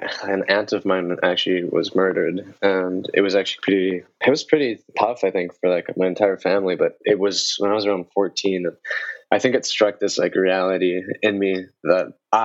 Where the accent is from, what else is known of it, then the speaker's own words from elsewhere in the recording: Vancouver, British Columbia, Canada; also born or lived in Colombia; I came to this country when I was just under 4 years old